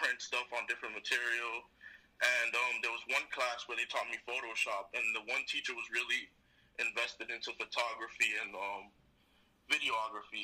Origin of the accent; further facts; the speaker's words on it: Lawrence, Massachusetts, United States; I'm from Lawrence, Massachusetts